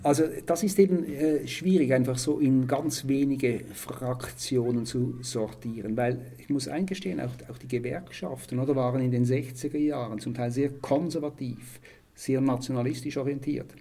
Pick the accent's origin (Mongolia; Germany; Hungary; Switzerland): Switzerland; bei uns in der Schweiz